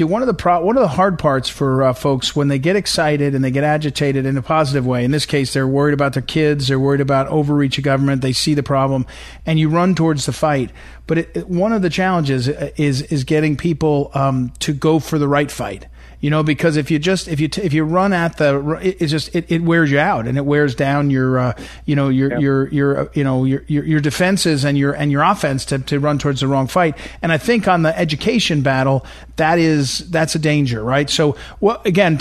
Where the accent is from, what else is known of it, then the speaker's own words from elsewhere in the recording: St. Louis, Missouri, United States; moved away; I'm from St. Louis, Missouri, that's where I lived for 25 years and consider my hometown